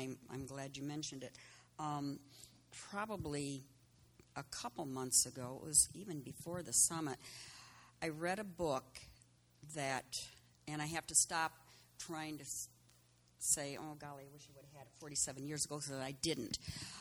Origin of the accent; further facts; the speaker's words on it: Berrien Springs, Michigan, United States; I was born and raised in Berrien.